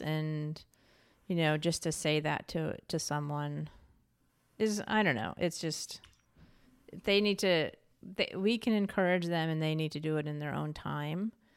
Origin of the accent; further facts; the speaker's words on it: New York, United States; moved away; also born or lived in Santa Fe, New Mexico / California / Portland, Oregon; I'm originally from New York State, so lived in Santa Fe, New Mexico for a while